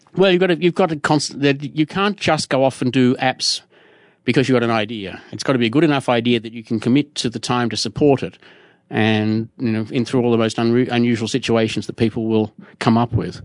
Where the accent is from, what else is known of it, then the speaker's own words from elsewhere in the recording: Australia; I'm Australian, not American